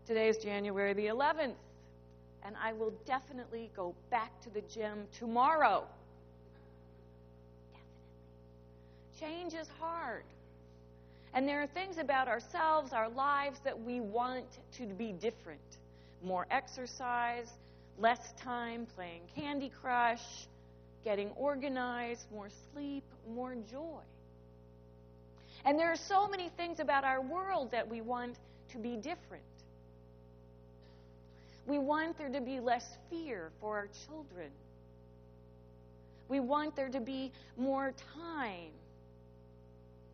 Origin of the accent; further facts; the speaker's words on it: Midwest, United States; I grew up in the Midwest around rivers and creeks and streams